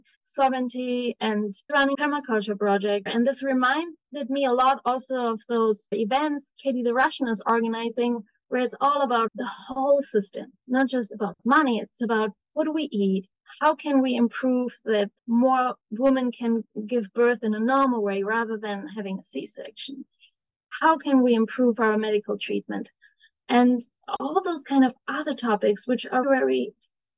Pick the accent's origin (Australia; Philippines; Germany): Germany; moved away as an adult; now in United States; I'm originally from Germany, where I've studied psychology, and I've moved 1.5 years ago to America